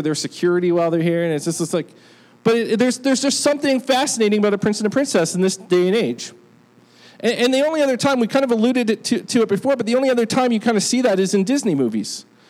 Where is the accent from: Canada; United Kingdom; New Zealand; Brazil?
United Kingdom; born there; I mean, I was born in Great Britain, so I guess I was supposed to care by birth, but I actually don't.